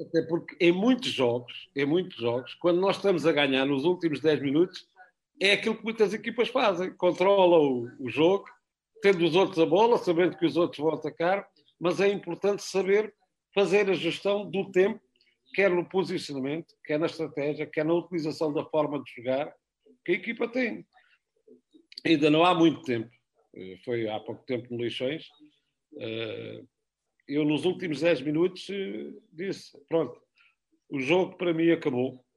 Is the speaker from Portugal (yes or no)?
yes; Algarve, Portugal; moved away; eu sou algarvio